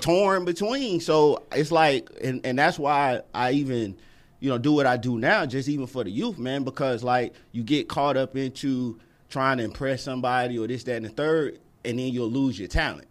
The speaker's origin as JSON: {"language": "English", "town": "Atlanta", "region": "Georgia", "country": "United States", "tie": "born or raised there", "said": "I was born in East Lake out of Atlanta"}